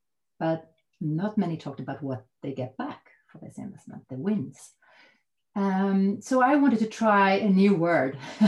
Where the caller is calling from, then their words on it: Täby, Stockholm County, Sweden; I'm calling in from Täby outside Stockholm from my home office here right now.